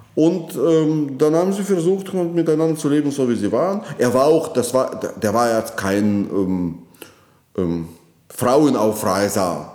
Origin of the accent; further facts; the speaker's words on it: Moscow, Russia; German is a second language; moved away as an adult; now in Germany; Ich komme aus Moskau. Ja, meine Heimatstadt